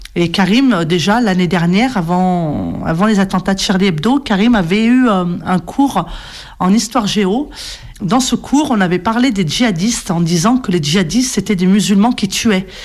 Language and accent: French; Rouen, Normandy, France; je suis née ici, sur Rouen. J'ai grandi là.